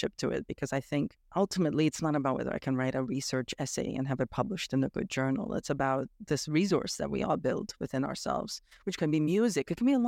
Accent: Romania; born there; Well, I was born in Romania, and I have gone back there for visits

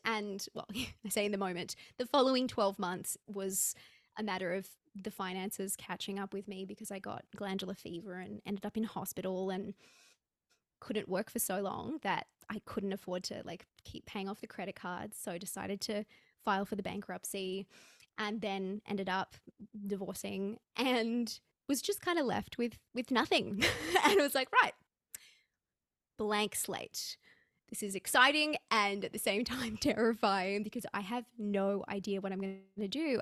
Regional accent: Australia; I'm, I'm an Aussie

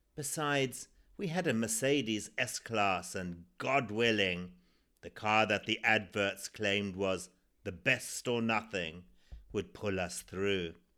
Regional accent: Zimbabwe; born or raised there

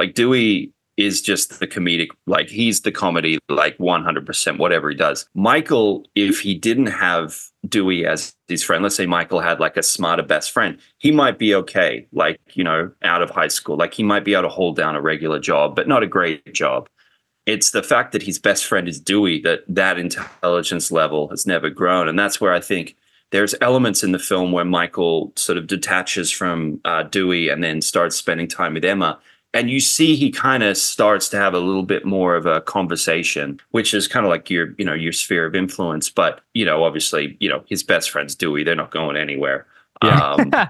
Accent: Australia; now in Los Angeles, United States; living in LA and growing up in Australia, the big difference is, like, Australia doesn't have, like, a big film scene.

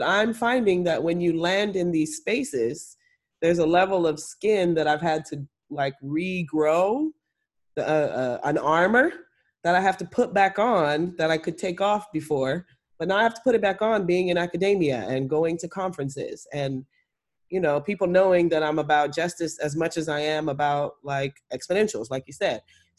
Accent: Trinidad & Tobago; Also, I'm Trinidadian.

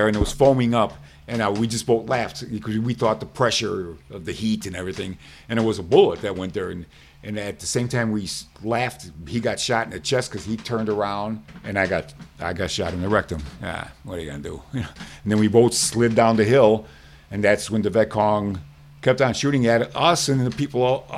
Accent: Chicago, Illinois, United States; I'm from Chicago.

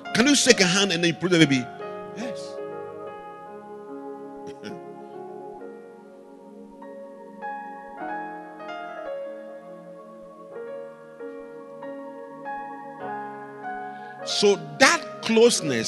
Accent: Ghana; As a Ghanaian

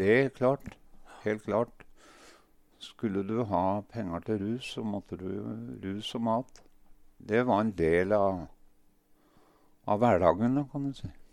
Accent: Ringsaker, Innlandet, Norway; also born or lived in Sortland, Nordland; Jeg er født på Sortland, men har vokst opp på Hedmarken, kan du si. Ringsaker

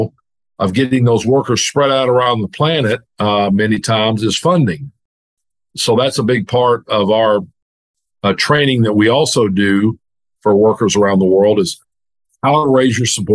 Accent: Dallas, Texas, United States; moved away as an adult; now in Arkansas, United States; I grew up in Dallas and went to University of Arkansas

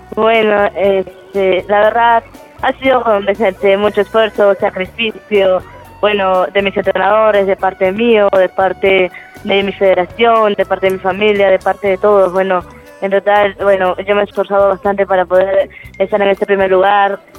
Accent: Peru; estoy compitiendo acá en mi país

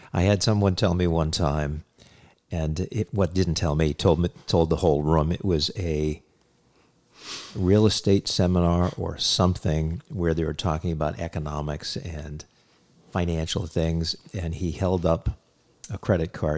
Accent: Hyannis, Massachusetts, United States; I grew up in Cape Cod, Massachusetts, in Hyannis

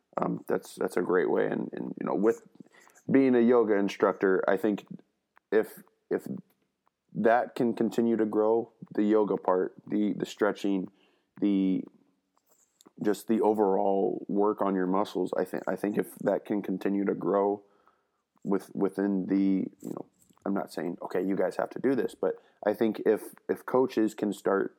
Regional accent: Kansas City, Missouri, United States; moved away; also born or lived in Indiana; I'm from Kansas City, Missouri. So I'm from the Kansas City. I'm from the Missouri side of Kansas City

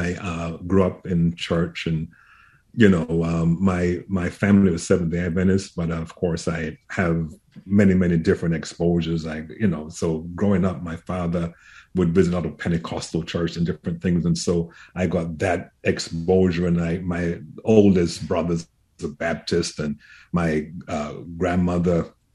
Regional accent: England, United Kingdom; moved away as an adult; also born or lived in Huntsville, Alabama; growing up in England, very interfaith environment there.

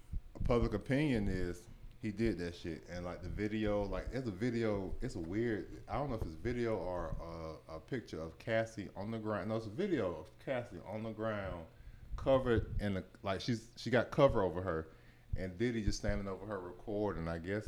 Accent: New York City, New York, United States; now in Atlanta, United States; I'm from Brooklyn all day.

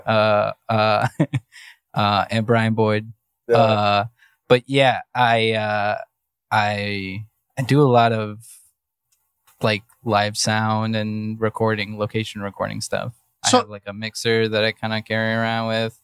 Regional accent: Mexico; now in Cleveland, United States; I was born in Mexico

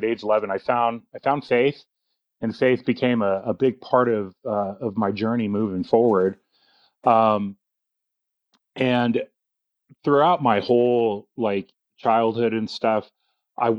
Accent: Orange County, California, United States; born and raised in Orange County, California

